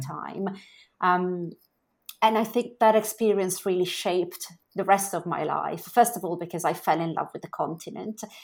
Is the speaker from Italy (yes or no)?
yes; Milan, Lombardy, Italy; moved away as an adult; I grew up in Italy. So, I was born in Milan and I spent up until sort of the age of, um, about twenty in, in Italy.